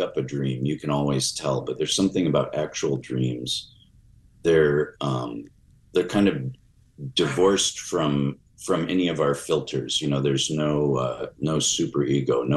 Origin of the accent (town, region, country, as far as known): Chicago, Illinois, United States; born or raised there